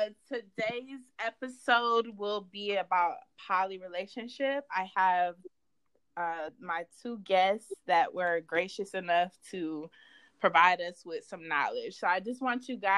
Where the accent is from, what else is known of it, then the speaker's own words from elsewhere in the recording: Georgia, United States; I'm from Georgia as well. I'm in the Tucker area